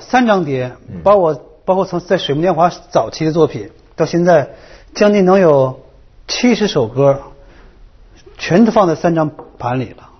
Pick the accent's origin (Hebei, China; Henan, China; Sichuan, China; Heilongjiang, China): Heilongjiang, China; Harbin; 但恰恰我是一个东北人，哈尔滨人